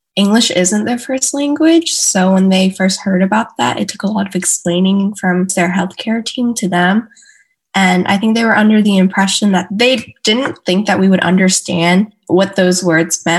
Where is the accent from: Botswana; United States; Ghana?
United States; Houston, Texas; also born or lived in Katy, Texas; I am originally from Houston, Texas, was born and raised